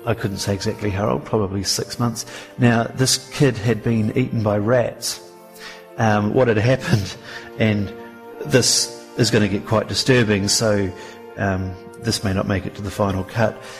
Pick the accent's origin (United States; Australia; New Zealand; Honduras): New Zealand; Kaikoura, Canterbury; growing up in Kaikoura, we had this sort of farming environment in the background